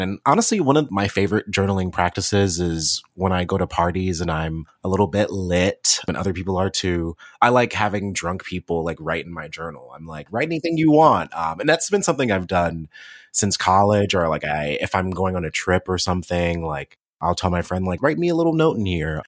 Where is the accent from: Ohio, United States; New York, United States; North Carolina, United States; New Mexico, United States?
Ohio, United States; Cleveland; also born or lived in Athens, Ohio / Columbus, Ohio; I was born and raised in Cleveland, Ohio